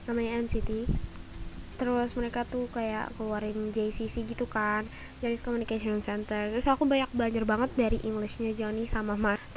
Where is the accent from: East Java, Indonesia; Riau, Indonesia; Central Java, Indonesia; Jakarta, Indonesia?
Jakarta, Indonesia; Aku lahir di Jakarta 24 Maret 2008 dan ya, aku 13 tahun. Hmm, aku merupakan pelajar SMP di SMPM 77 Jakarta kelas 7.